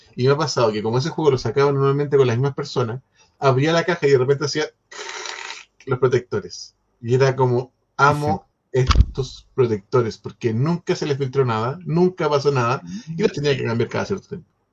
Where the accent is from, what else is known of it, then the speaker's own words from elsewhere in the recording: Chile; como chileno